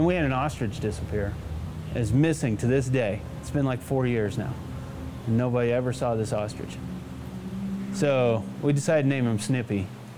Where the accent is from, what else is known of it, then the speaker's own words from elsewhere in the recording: San Luis Valley, Colorado, United States; also born or lived in Texas; I was born in Texas, but I had the good sense to move to Colorado when I was 6 months old, and been in the valley almost ever since.